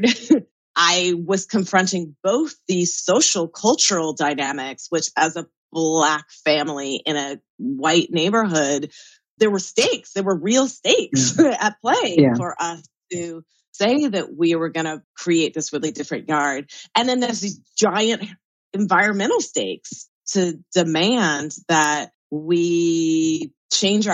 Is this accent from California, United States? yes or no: yes; Southern California, United States; born or raised there